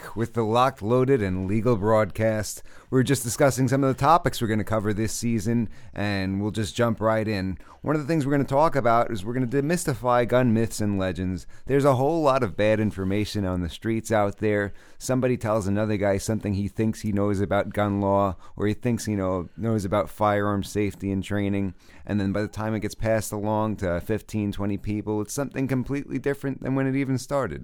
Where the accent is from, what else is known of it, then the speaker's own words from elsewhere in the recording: New York City, New York, United States; moved away as an adult; also born or lived in Oklahoma; I was born and raised in New York. I was from Brooklyn